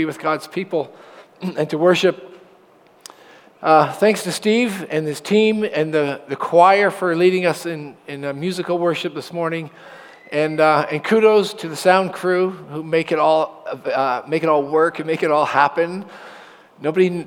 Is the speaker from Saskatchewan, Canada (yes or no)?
no; Oshawa, Ontario, Canada; And I was born in Oshawa General Hospital. My parents lived on Taunton Road by a Sinclair Public School, the little one that used to be there. And I went to Emmanuel Christian School for 8 years and graduated in grade 8